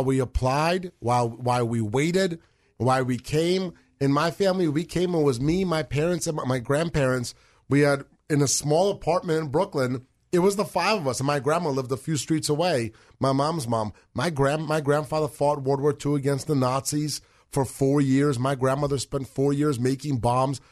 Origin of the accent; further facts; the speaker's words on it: Moscow, Russia; now in United States; We're from Moscow.